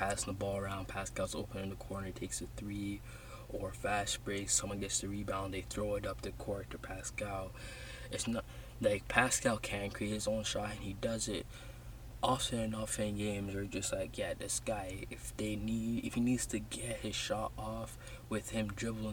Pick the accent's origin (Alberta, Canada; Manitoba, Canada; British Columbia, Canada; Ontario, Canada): Ontario, Canada; Toronto; I'm from Toronto. I live in Toronto.